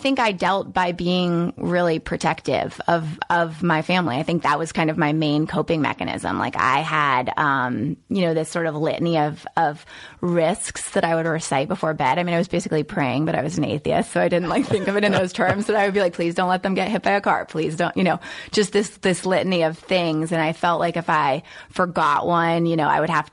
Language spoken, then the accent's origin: English; Northern Virginia, United States; also born or lived in Brooklyn, New York / Norfolk, Virginia; And then from Norfolk up to Northern Virginia.